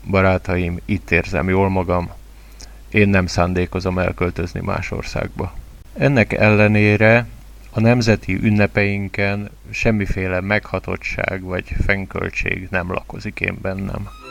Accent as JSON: {"language": "Hungarian", "country": "Hungary", "first_language": "Hungarian", "said": "Nagyon szeretem a hazámat, Magyarországot"}